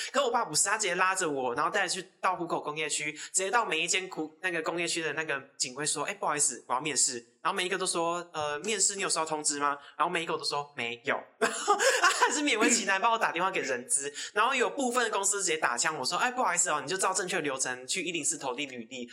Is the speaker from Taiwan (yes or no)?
yes; Taiwan; 因为我从小就住在琼林，那是，就是一个非常，非常穷乡僻壤的地方